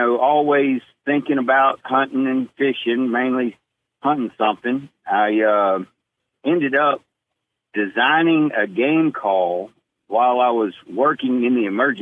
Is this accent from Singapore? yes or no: no; Jackson, Mississippi, United States; now in Starkville, United States; Born in Jackson, Mississippi.